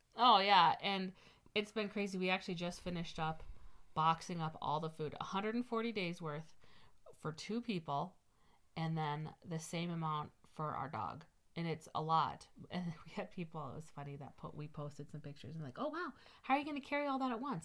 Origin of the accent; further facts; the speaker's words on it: Midwest, United States; we're from the Midwest